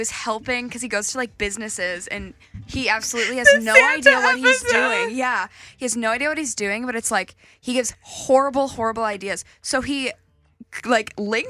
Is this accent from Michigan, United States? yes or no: yes; Michigan, United States; moved away; I'm from Michigan.